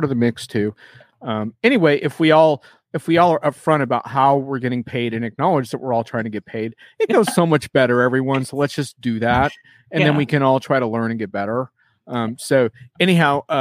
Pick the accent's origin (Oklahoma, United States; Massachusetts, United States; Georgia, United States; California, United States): Oklahoma, United States; Tulsa; I'm from Tulsa